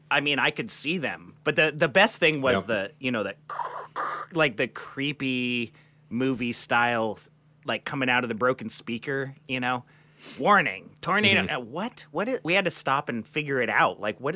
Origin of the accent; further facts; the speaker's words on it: Seattle, Washington, United States; we're from Seattle.